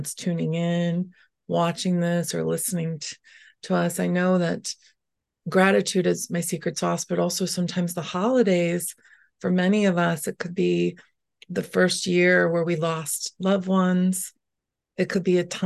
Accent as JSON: {"language": "English", "town": "Schaumburg", "region": "Illinois", "country": "United States", "tie": "born or raised there", "said": "This is the home I grew up in Schaumburg, since age five"}